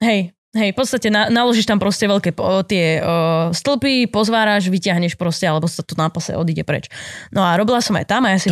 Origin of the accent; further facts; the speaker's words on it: Poruba, Trenčín Region, Slovakia; moved away as an adult; now in Bratislava, Slovakia; som robila vtedy v pizzerii u nás v Porube